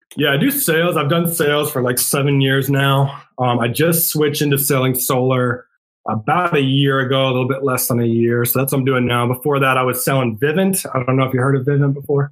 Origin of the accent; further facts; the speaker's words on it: Rhode Island, United States; now in San Antonio, United States; I grew up in Rhode Island